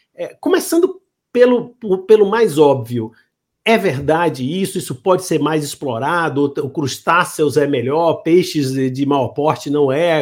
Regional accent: Bahia, Brazil; eu sou da, da Bahia

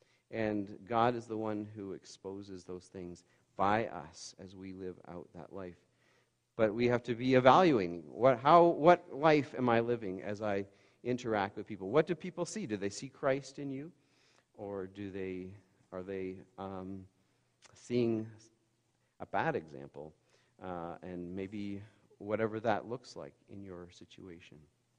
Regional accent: Bancroft, Ontario, Canada; I grew up in Bancroft. We have 4,000 people there, and a bit of a culture shock just in that area alone

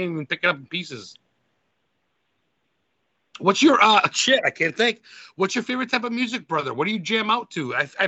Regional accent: Lisbon, Maine, United States; from fucking elementary school to senior in high school in Lisbon High, where Stephen King went to high school.

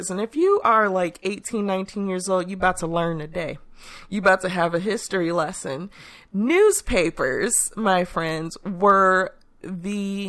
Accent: Chicago, Illinois, United States; I remember growing up in Chicago

